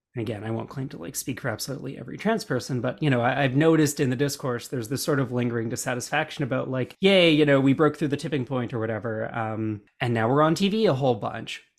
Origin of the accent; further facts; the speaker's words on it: Alberta, Canada; when I was growing up in Alberta